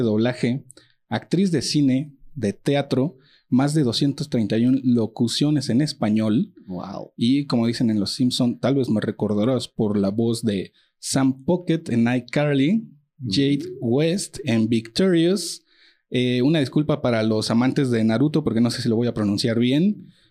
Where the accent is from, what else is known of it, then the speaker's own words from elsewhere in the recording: Mexico; todos somos aquí mexicanos chingones